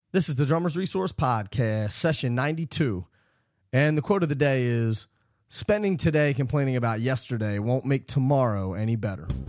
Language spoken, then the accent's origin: English; Philadelphia, Pennsylvania, United States; I'm originally from Philadelphia